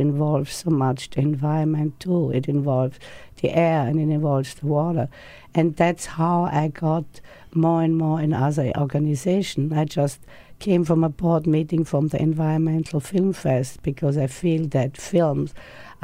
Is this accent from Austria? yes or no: yes; Austria; now in United States; I came from Austria, where I think people are pretty healthy, outdoor exercise and fresh food.